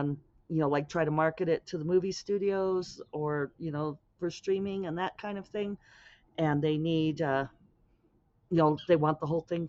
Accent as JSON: {"language": "English", "region": "the Western US", "country": "United States", "tie": "born or raised there", "said": "Growing up in the Western US, my conversational pacing is slower"}